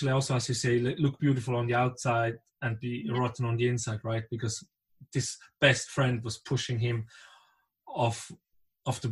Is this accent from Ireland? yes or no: no; Basel, Basel-Stadt, Switzerland; I come from Basel